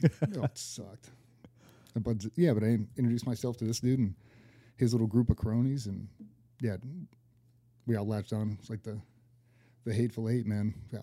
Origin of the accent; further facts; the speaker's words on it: near Norfolk, Virginia, United States; I grew up 20 minutes on the road.